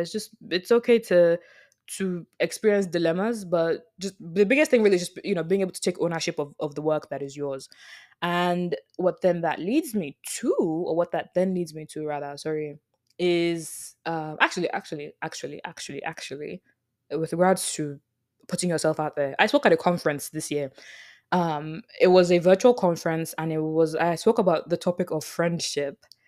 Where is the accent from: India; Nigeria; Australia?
Nigeria; Lagos; moved away; the rooms that I grew up in when I was, obviously, when I was in Lagos, the rooms that I grew up